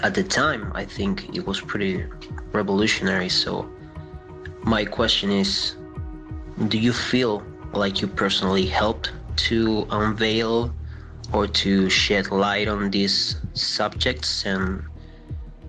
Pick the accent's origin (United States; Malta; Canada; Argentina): Argentina; I'm from Argentina.